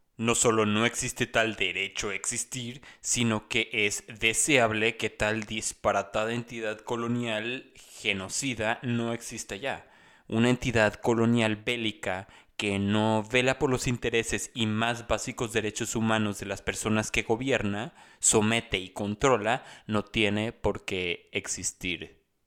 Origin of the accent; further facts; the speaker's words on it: Mexico; lo que los mexicanos conocemos